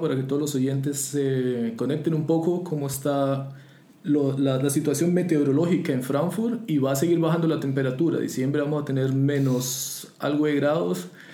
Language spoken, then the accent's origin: Spanish; Los Llanos, Colombia; moved away as an adult; now in Germany; yo que soy llanero, estamos acostumbrados a tener sol todo el día